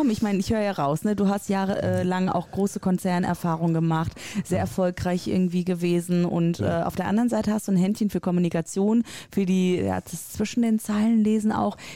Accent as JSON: {"language": "German", "region": "Rhineland", "country": "Germany", "accent": "Rhineland dialect", "said": "ich komme nämlich aus dem Rheinland, habe diesen Dialekt mir sehr abtrainieren müssen für mein Hochdeutsch im Radio und finde es manchmal ein bisschen schade, ehrlich gesagt."}